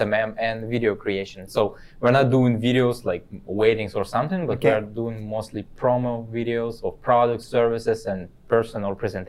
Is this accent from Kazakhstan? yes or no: yes; Kazakhstan; English is a second language; also born or lived in Russia; now in Canada; No, I was not born in Russia. I was born in Kazakhstan.